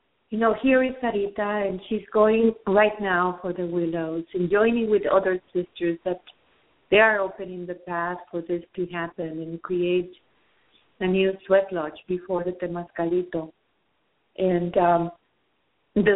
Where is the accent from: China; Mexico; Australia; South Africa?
Mexico; I am from Mexico